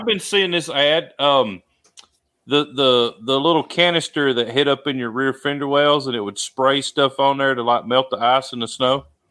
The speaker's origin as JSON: {"language": "English", "region": "Alabama", "country": "United States", "tie": "born or raised there"}